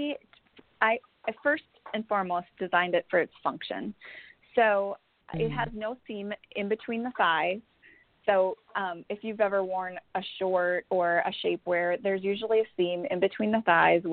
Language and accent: English; Minnesota, United States; moved away as an adult; now in Houston, United States; I'm from Minnesota, and about 10 years ago I moved to Houston